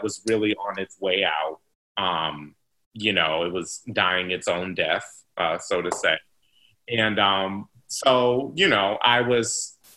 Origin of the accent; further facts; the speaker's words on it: South Bend, Indiana, United States; I was born and raised in South Bend